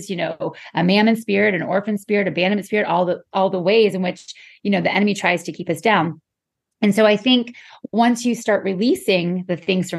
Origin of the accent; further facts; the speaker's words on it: Western Pennsylvania, United States; now in Florida, United States; I'm originally from Western Pennsylvania, but I'm a Florida girl through and through